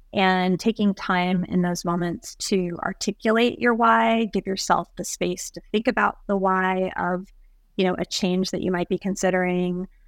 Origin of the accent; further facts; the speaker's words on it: Kentucky, United States; I grew up in Kentucky and we were around horses